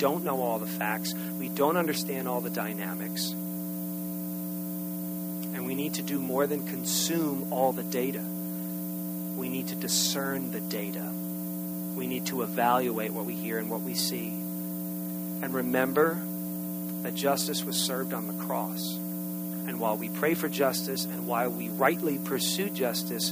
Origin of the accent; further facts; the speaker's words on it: United States; as American citizens